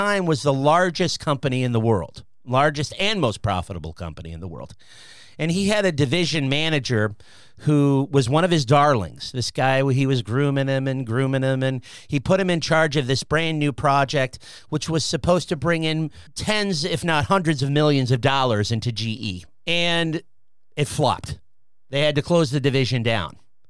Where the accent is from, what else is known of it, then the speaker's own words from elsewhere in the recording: United States; because we're American